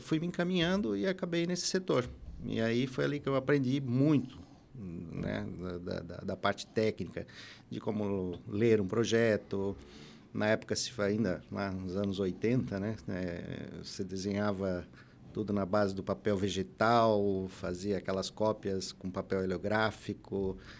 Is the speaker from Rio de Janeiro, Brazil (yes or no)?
no; Florianópolis, Santa Catarina, Brazil; also born or lived in Ituporanga, Santa Catarina; now in Blumenau, Brazil; eu sou natural de Tuporanga, né? Alto Vale, e, e aos oito anos de idade minha família foi se mudou para Florianópolis e lá eu, nós vivemos lá até quando até 1983 eu tinha 16 anos